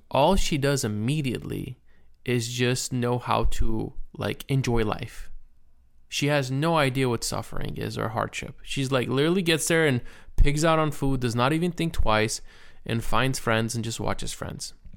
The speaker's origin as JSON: {"language": "English", "country": "United States"}